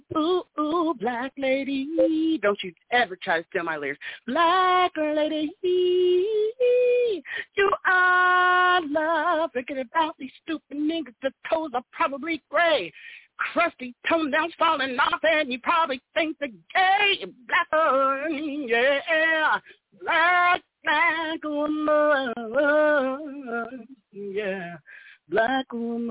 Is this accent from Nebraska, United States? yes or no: yes; Nebraska, United States; I'm from Nebraska